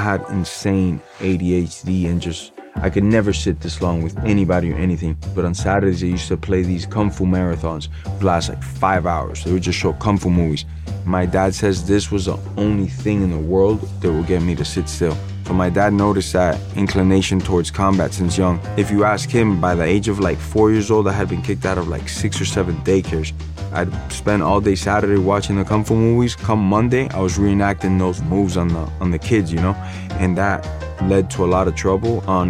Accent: Miami, Florida, United States; also born or lived in Peru; dad is from Cuba, and my mother's from Peru. They met in Miami, Florida, and I was born in Miami and practically raised in Miami.

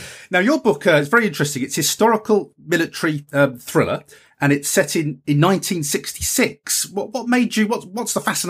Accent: Lincolnshire, East Midlands, United Kingdom; I was brought up in Lincolnshire at the time when the Lightnings were flying over and the Vulcan bombers were flying over during the Cold War

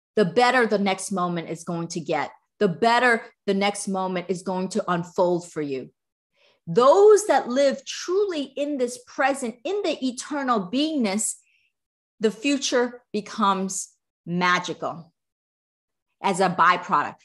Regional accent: East Coast, United States; now in Southern California, United States; I'm from the East Coast

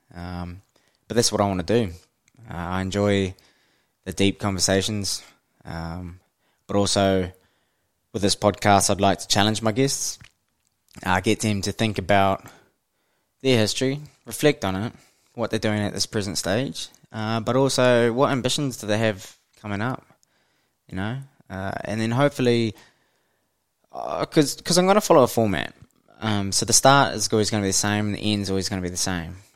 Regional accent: Hamilton, Waikato, New Zealand; I grew up in the mighty Waikato, uh, born and bred in Hamilton, New Zealand.

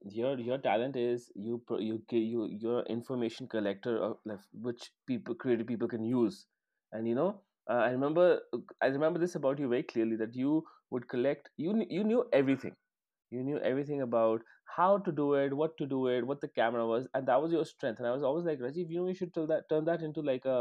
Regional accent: Chandigarh, India; when I was growing up in Chandigarh

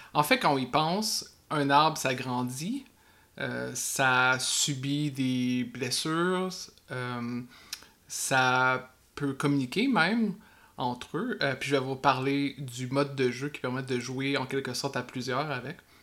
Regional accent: Quebec, Canada

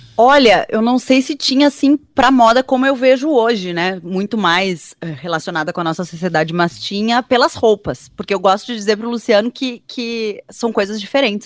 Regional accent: Porto Alegre, Rio Grande do Sul, Brazil; also born or lived in Cruz Alta; Então eu nasci em Cruz Alta, mas eu na verdade morei a minha vida inteira já em Porto Alegre.

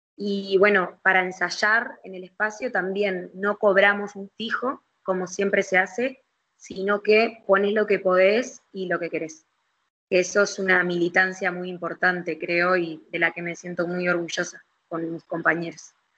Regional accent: Montevideo, Uruguay; nosotros como montevideanos

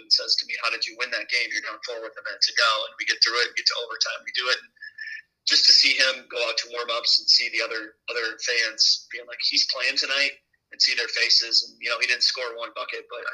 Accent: Bernard, Iowa, United States; also born or lived in Cascade, Iowa / Dyersville, Iowa; I'm actually from Bernard, small story, so I've been around Cascade pretty much my whole life as well, even though I went to Beckman

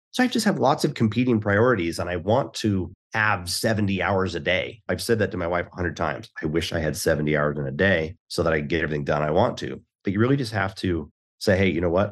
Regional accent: Houston, Texas, United States; I was born in Houston

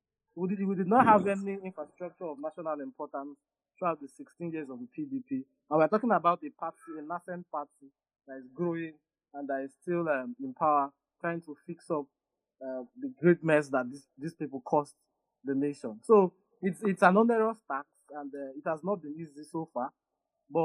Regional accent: southern Nigeria, Nigeria; Though it is nice as a Southerner, you know, he's passing a strong message to tell Northern Nigeria that this is our time.

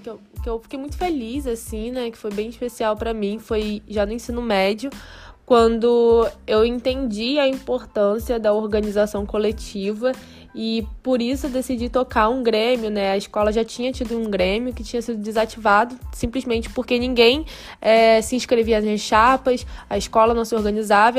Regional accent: Arraial do Cabo, Rio de Janeiro, Brazil; eu sou de Arraial, que é uma cidade bem menor do que o Rio de Janeiro

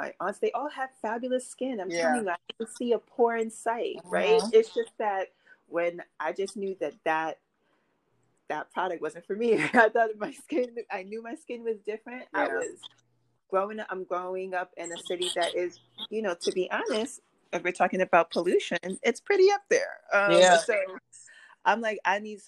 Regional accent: New York City, New York, United States; I was born and raised in Brooklyn

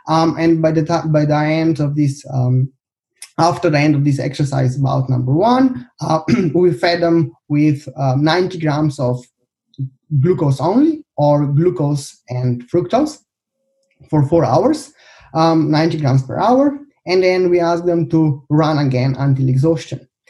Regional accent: Slovenia; also born or lived in Birmingham, United Kingdom; I come from Slovenia.

